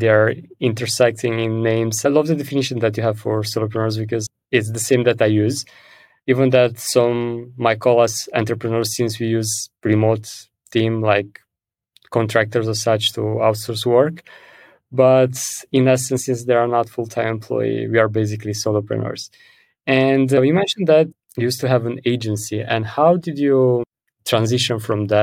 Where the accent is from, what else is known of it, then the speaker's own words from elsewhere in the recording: Romania; moved away; I'm from Romania as well.